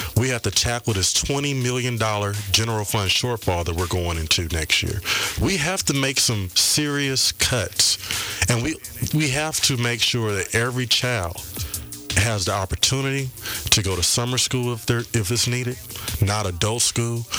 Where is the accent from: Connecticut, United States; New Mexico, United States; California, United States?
California, United States; Compton; I am a product of Compton. I was raised in Compton.